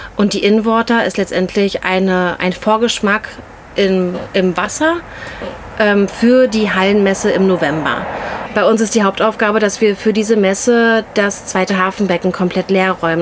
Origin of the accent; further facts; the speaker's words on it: Berlin, Germany; auch gebürtige Berlinerin